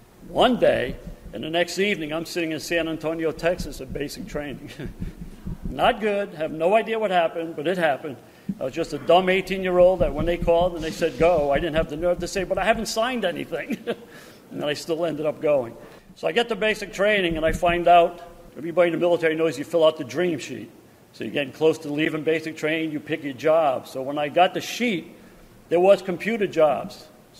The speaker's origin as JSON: {"language": "English", "country": "Canada", "said": "Well, I'm from Canada. So I said, well, I'm fluent in French. I can read it, write it."}